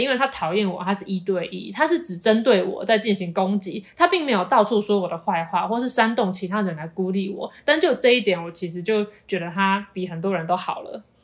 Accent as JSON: {"language": "Chinese", "region": "Taipei", "country": "Taiwan", "tie": "born or raised there", "also_born_or_lived": "Tainan", "moved": "as an adult", "said": "因为我是台北人，所以其实我在念大学以前，我都是在台北读书。是直到我考大学的时候，考到南部的学校，我才去台南读书，成为南漂青年"}